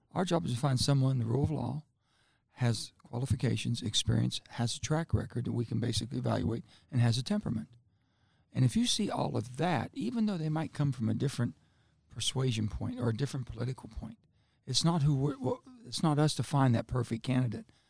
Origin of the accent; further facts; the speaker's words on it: West Virginia, United States; I, I come from West Virginia.